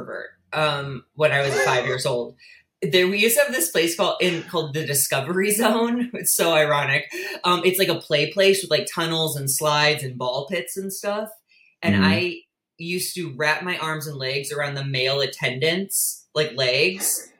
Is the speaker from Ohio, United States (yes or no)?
no; St. Louis, Missouri, United States; I was born and raised in St. Louis, Missouri